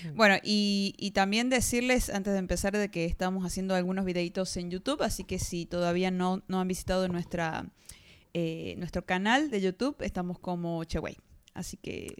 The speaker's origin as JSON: {"language": "Spanish", "country": "Argentina", "said": "de Argentina"}